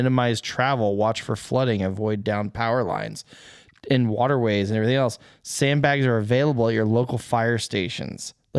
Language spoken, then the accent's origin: English; Arizona, United States; I mean, I grew up in Arizona where they have flash floods.